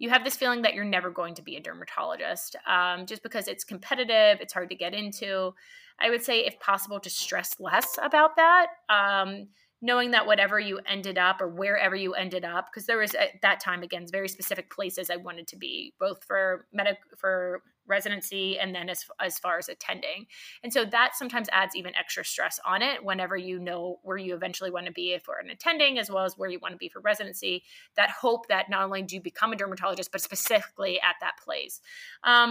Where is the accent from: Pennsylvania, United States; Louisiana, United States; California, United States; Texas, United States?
Pennsylvania, United States; Pittsburgh; moved away as an adult; also born or lived in Hershey, Pennsylvania; now in Columbus, United States; I'm from Pittsburgh initially, so it was my state school for medicine